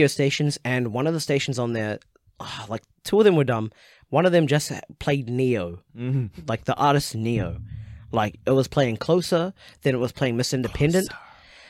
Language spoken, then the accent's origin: English; New Zealand; born or raised there